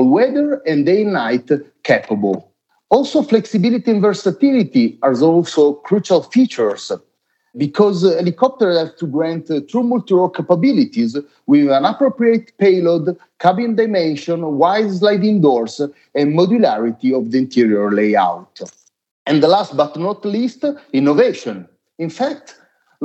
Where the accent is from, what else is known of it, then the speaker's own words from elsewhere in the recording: Italy; also born or lived in Varese; I'm from Italy, and I'm based near Milan at our headquarters in near Varese.